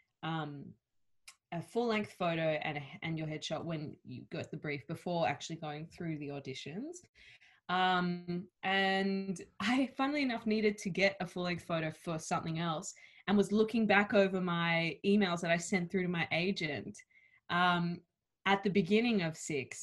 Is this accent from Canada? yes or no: no; Australia; accent: Australian